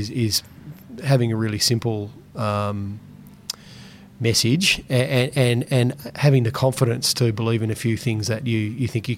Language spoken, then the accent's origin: English; Launceston, Tasmania, Australia; I got some funding for a co-working space in Launceston in my hometown